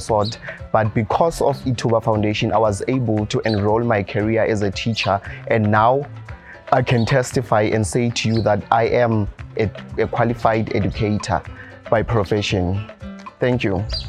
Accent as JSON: {"language": "English", "town": "Tembisa", "region": "Gauteng", "country": "South Africa", "tie": "born or raised there", "said": "growing in Thembisa sometimes is, is a bit of a struggle. Growing in the family whereby they can't take you to school"}